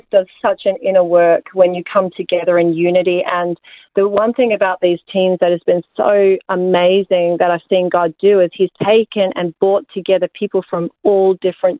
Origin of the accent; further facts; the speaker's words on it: Australia; I'm born Australian, born and bred